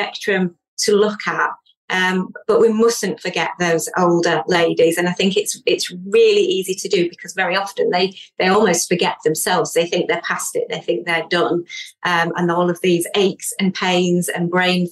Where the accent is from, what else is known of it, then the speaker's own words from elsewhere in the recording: Yorkshire and the Humber, United Kingdom; I'm from Yorkshire.